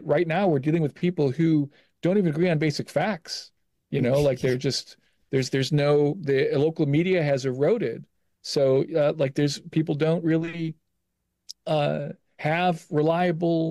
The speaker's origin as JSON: {"language": "English", "town": "Gary", "region": "Indiana", "country": "United States", "tie": "born or raised there", "moved": "yes", "lives_now": "Bloomington, United States", "said": "I was born in Gary, but since 1986, I've lived in Bloomington"}